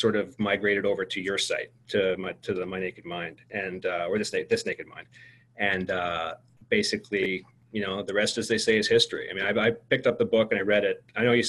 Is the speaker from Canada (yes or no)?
yes; Canada; me being a Canadian, transplanted Canadian, but a Canadian living in Canada